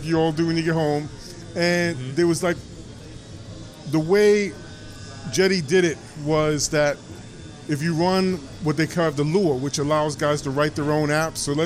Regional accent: New York, United States; I'm from New York

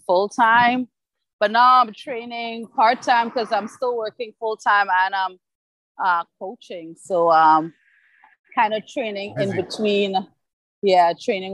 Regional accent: Trinidad & Tobago; also born or lived in Canada; now in Toronto, Canada; I am from Trinidad.

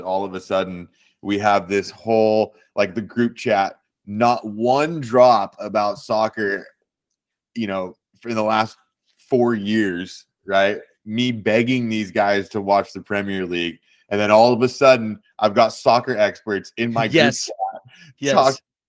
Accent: United States; I'm an American. My mom's British, so I've been an England supporter my entire life.

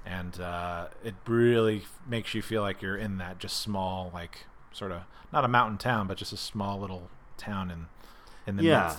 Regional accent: Pennsylvania, United States; I have never been there because I came from the Northeast PA area.

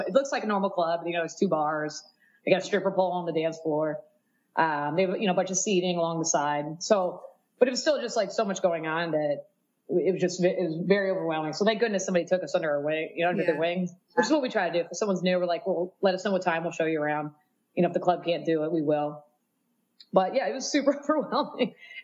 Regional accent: Miami, Florida, United States; moved away; I'm from Miami originally

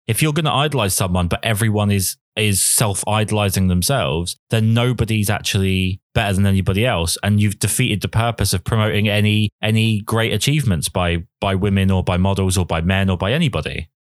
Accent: United Kingdom; being a British man

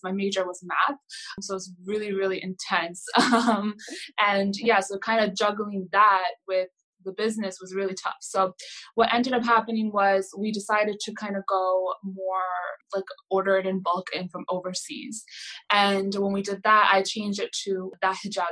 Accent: New Jersey, United States; moved away as an adult; now in New York, United States; I'm originally from New Jersey, and I moved here around a year and a half ago

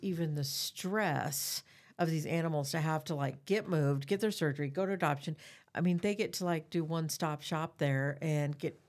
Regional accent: Des Moines, Iowa, United States; And I grew up in Des Moines. I am so proud that the city of Des Moines has put this level into animals in our community.

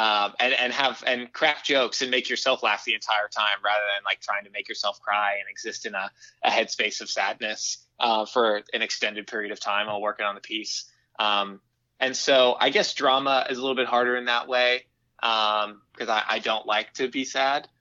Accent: Houston, Texas, United States; now in Chicago, United States; I'm actually calling you from my childhood bedroom at my parents' house

